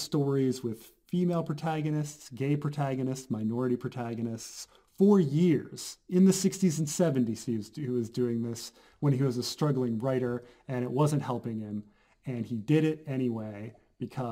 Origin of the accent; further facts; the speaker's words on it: United States; American. I'm American. My background is Dutch.